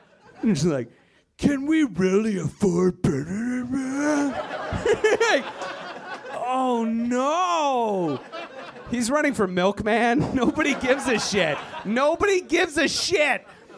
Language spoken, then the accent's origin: English; Virginia, United States; I am originally from Virginia, white power. It's a terrible place full of terrible people. I'm glad I left, but I gotta go back.